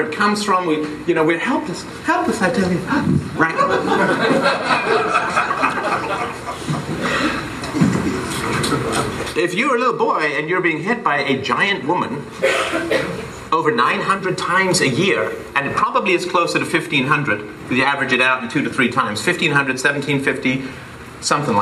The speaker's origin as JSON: {"language": "English", "region": "England", "country": "United Kingdom", "tie": "born or raised there", "said": "when I grew up broke in England"}